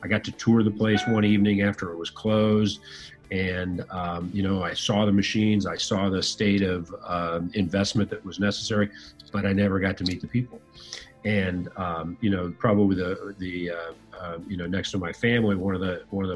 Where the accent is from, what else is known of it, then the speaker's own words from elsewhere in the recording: Fort Wayne, Indiana, United States; I grew up in Northern Indiana, a city called Fort Wayne